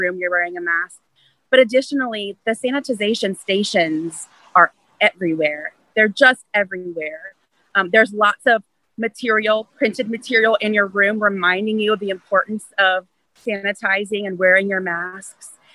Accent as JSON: {"language": "English", "country": "United States", "also_born_or_lived": "Tampa", "said": "as American citizens"}